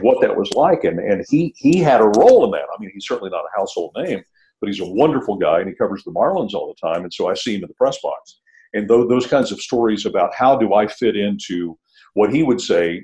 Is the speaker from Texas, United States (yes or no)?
yes; outside Dallas, Fort Worth, Texas, United States; I'm from Texas. I said, I grew up right outside Dallas, Fort Worth.